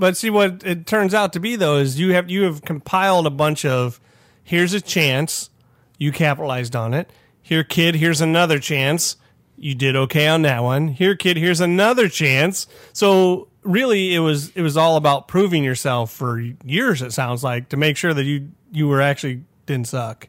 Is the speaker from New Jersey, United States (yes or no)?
no; Rising Sun, Ohio, United States; I'm from, you know, Kansas, Ohio, Rising Sun, Ohio